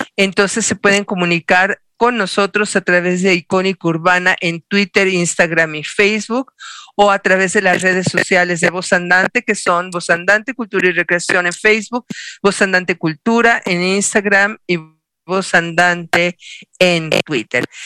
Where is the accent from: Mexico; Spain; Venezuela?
Mexico; Como buenos mexicanos hacemos una fiesta de tres días